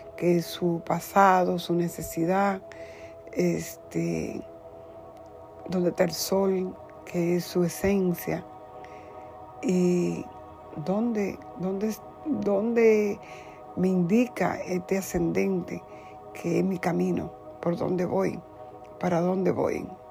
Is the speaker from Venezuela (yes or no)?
no; Dominican Republic; soy de la República Dominicana